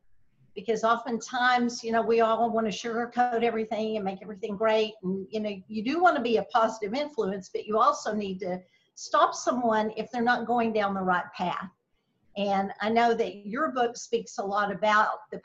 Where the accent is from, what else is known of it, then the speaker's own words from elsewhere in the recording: Slaton, Texas, United States; also born or lived in Lubbock, Texas; I grew up in West Texas, a very small town of about 6,000 people